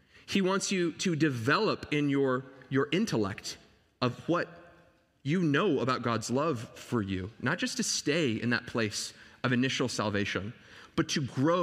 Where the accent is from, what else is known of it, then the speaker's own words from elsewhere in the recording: Dallas, Texas, United States; I grew up in Dallas, Texas